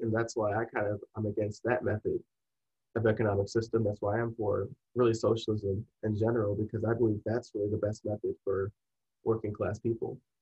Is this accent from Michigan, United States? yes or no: yes; Michigan, United States; we're both from Michigan.